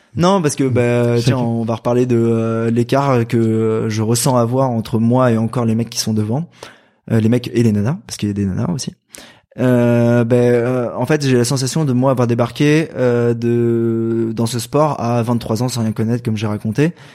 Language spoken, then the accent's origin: French; Val-de-Marne, Paris region, Île-de-France, France; moi je viens du Val-de-Marne, dans le 94, en région parisienne